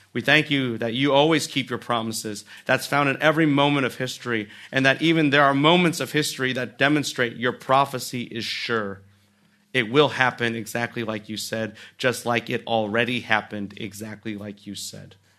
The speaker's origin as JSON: {"language": "English", "country": "United States", "said": "we as Americans"}